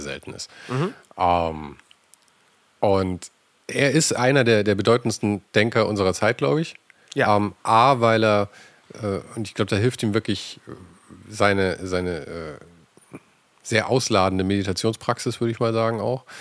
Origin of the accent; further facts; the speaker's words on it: Germany; wir als Deutsche